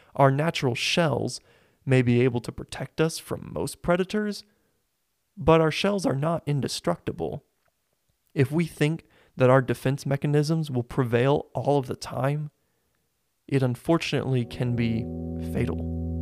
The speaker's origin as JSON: {"language": "English", "town": "Springfield", "region": "Missouri", "country": "United States", "tie": "born or raised there", "said": "I was born and raised in Springfield, Missouri"}